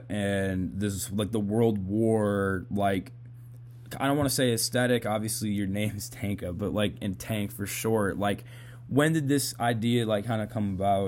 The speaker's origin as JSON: {"language": "English", "town": "Boston", "region": "Massachusetts", "country": "United States", "said": "I'm from Boston. I don't know if they told you that before we did this. I'm from Massachusetts."}